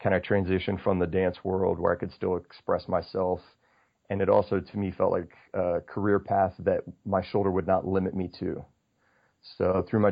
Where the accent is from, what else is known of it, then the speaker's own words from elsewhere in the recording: Australia; moved away; also born or lived in Houston / Cincinnati / Wyoming; I spent 8 years growing up in Australia